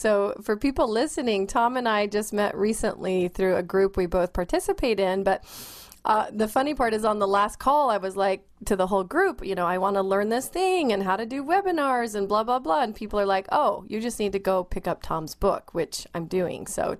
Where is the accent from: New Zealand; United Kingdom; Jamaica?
New Zealand; And because I'm from New Zealand, originally we're known locally as the Kiwi and the Kraut.